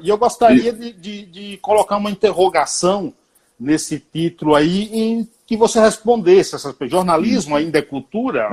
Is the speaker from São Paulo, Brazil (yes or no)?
no; Bahia, Brazil; moved away; quando eu vou para Bahia, que eu sou baiano